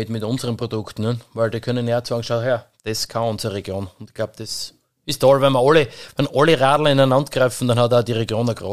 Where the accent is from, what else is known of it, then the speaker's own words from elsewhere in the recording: Styria, Austria; Und vor allem da ist mehr gesegnet bei uns in der Oststeiermark generell oder in der Steiermark.